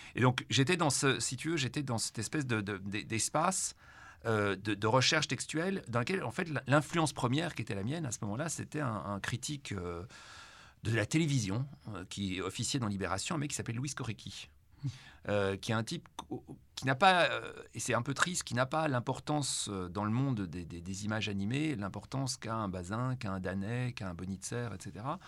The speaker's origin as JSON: {"language": "French", "town": "Brussels", "region": "Brussels-Capital Region", "country": "Belgium", "tie": "born or raised there", "said": "ma relation à Bruxelles est d'abord une relation avec une ville que je, ne peux pas aimer, mais qu'en même temps, je ne peux pas quitter"}